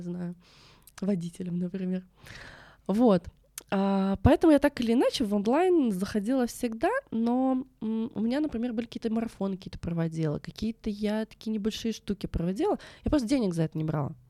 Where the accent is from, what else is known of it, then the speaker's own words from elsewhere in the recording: Russia; я вообще родом с Байкала, а это такой шаманский край